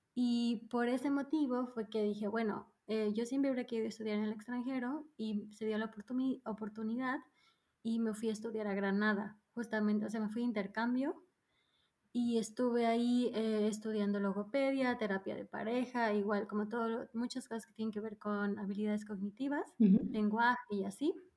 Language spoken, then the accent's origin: Spanish; Mérida, Yucatán, Mexico; moved away as an adult; also born or lived in Mexico City / Berlin / Ulm / Freiburg; now in Stuttgart, Germany; crecí en el sur de México, prácticamente soy de ahí. O sea, solo nací en la Ciudad de México, pero desde muy chica eh, nos mudamos al sur, así que yo vengo prácticamente de Mérida.